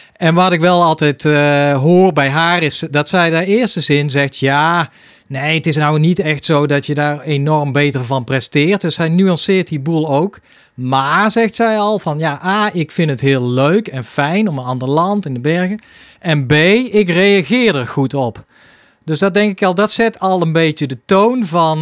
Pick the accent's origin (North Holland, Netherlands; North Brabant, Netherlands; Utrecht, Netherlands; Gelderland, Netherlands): North Brabant, Netherlands; Hilvarenbeek; Hilvarenbeek, mijn geboortedorp